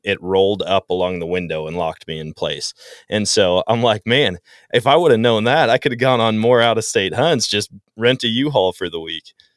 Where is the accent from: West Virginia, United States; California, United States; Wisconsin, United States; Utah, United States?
Wisconsin, United States; growing up in Wisconsin